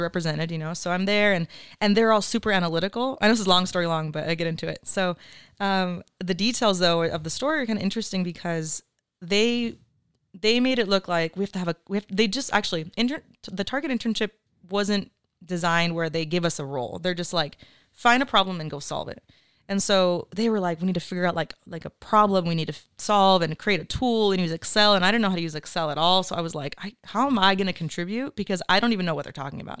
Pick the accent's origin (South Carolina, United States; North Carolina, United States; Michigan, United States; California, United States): California, United States; Oxnard; I'm from Oxnard, eight oh five till I die, very proud to be from here.